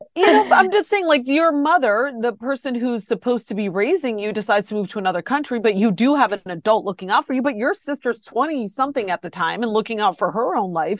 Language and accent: English; Ohio, United States; born or raised there